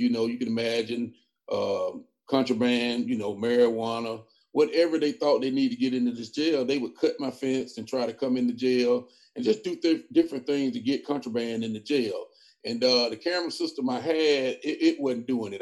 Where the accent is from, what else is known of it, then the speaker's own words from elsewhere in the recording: Lake Wales, Florida, United States; also born or lived in Tuskegee, Alabama; now in Macon County, Alabama, United States; I'm from Lake Wales, Florida. I came here.